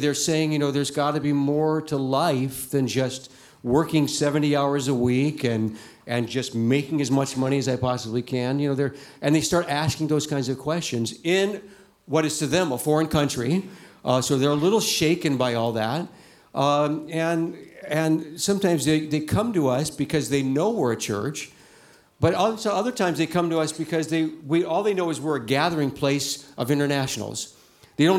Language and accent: English; Ohio, United States; moved away as an adult; also born or lived in Shanghai, China; now in China; I'm from Ohio originally